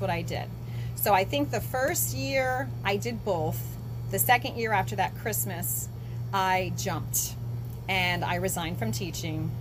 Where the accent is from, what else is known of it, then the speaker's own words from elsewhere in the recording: Florida, United States; moved away as an adult; also born or lived in Outer Banks, North Carolina / Morehead City, North Carolina; now in Atlantic Beach, United States; I grew up in Florida on the East Coast